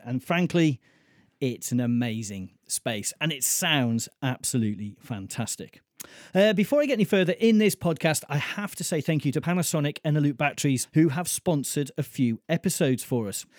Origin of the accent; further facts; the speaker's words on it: Mold, Wales, United Kingdom; Rydwig, which is the Welsh name for mould, my hometown.